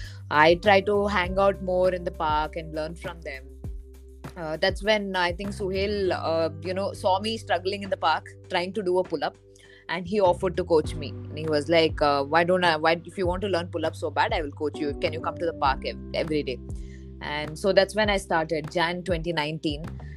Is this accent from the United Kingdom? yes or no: no; Bangalore, Karnataka, India; I am from Bangalore, but growing up, I moved across India. So I grew up in a lot of villages. I grew up in a lot of smaller towns